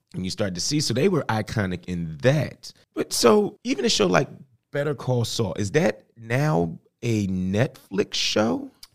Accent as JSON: {"language": "English", "region": "Pennsylvania", "country": "United States", "said": "I'm from Pennsylvania"}